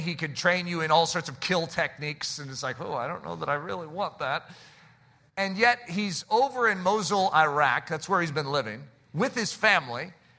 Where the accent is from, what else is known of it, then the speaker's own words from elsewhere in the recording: United States; as American Christians